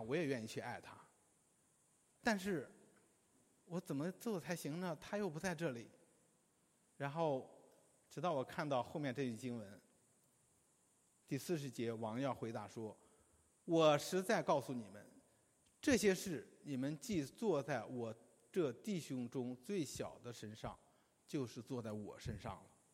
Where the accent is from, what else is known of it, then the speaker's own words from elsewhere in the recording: China; 我们中国人的婚礼呢， 在很多地方都是大同小异的